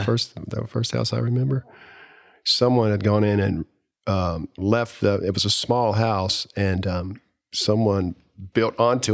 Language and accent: English; Kings Mountain, North Carolina, United States; I grew up in Cleveland County, which is about 30 miles from Charlotte here, in a small little town that is still a quaint, small, little town